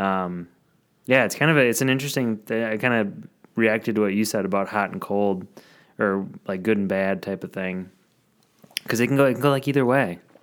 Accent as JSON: {"language": "English", "town": "Madison", "region": "Wisconsin", "country": "United States", "tie": "born or raised there", "said": "my hometown, Madison"}